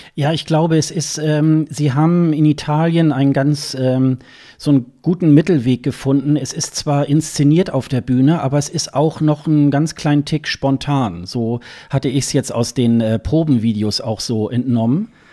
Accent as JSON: {"language": "German", "town": "Hildesheim", "region": "Lower Saxony", "country": "Germany", "tie": "born or raised there", "said": "ist ja meine Geburtsstadt, äh, Hildesheim"}